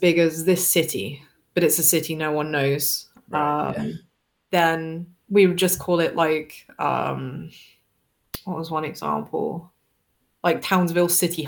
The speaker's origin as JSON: {"language": "English", "area": "Devon", "region": "South West England", "country": "United Kingdom", "said": "I come from Devon, so for me that's just my normal accent"}